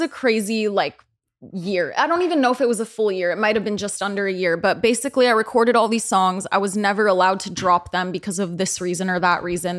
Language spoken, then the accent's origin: English; the peninsula of the Bay Area, California, United States; I'm from the Bay Area. I grew up, like, around the peninsula of the Bay Area